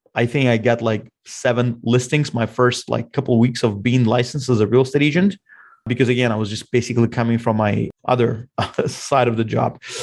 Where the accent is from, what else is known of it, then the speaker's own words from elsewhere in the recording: Russia; now in Bellevue, United States; I'm originally from Russia